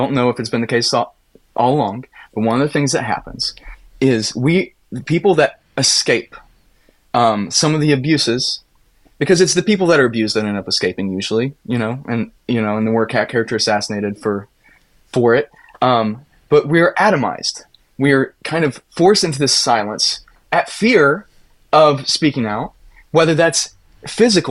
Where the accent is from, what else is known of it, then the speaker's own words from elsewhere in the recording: Appalachia, United States; now in Minneapolis, United States; as an Appalachian kid